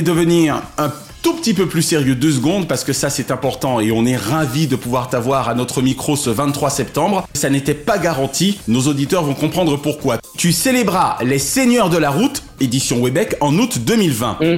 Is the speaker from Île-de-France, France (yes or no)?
yes; Paris, Île-de-France, France; moved away; also born or lived in Martinique; Je suis un petit Parisien qui aura fait sa carrière à France Télévisions en Martinique